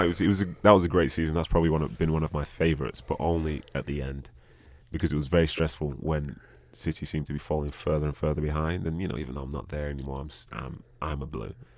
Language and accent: English; England, United Kingdom; moved away as an adult; also born or lived in Bolton; now in United States; I've lived most of my life over that, over in England